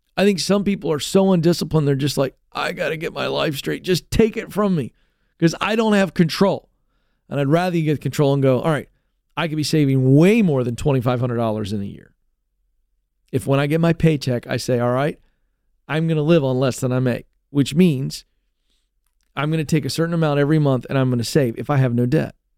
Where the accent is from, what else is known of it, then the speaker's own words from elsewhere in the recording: United States; as an American